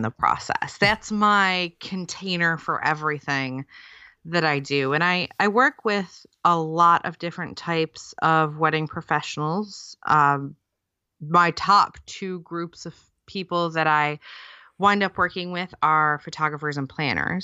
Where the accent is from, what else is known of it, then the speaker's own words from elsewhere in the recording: near Detroit, Michigan, United States; moved away as an adult; now in United Kingdom; I grew up near Detroit